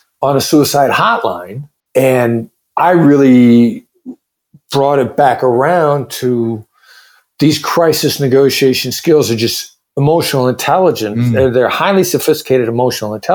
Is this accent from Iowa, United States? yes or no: yes; Iowa, United States; moved away; also born or lived in Kansas City; I grew up there